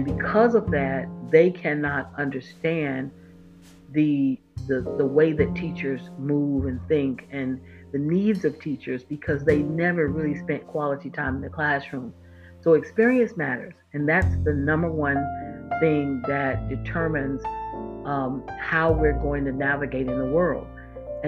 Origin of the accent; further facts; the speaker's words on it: Florida, United States; moved away; I'm from Florida, born and raised